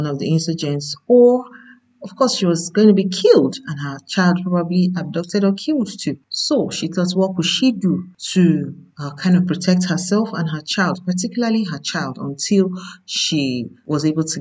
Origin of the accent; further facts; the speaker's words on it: Nigeria; I'm a Nigerian